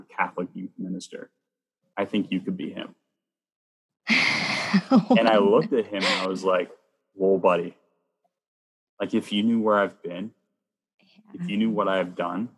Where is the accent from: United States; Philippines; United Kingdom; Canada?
Canada; Bowmanville, Ontario; my old church growing up in Bowmanville, Ontario